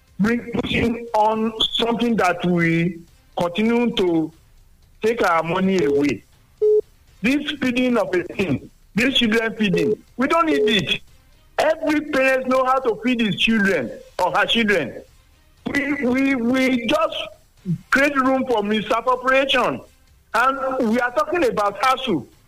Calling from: Sango, Nigeria; I'm calling from Sango.

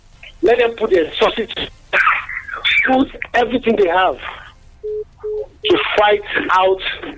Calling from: Abeokuta, Ogun State, Nigeria; I'm calling from Adigbe this morning.

